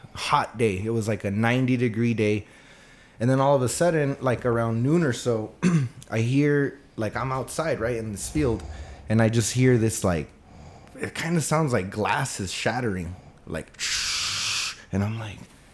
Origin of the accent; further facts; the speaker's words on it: Santa Fe, New Mexico, United States; I'm from Santa Fe, New Mexico. I've been here for over 30 years